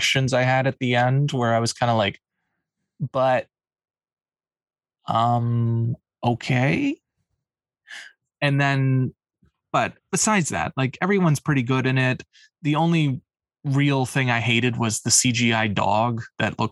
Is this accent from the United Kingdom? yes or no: no; Canada; us being Canadian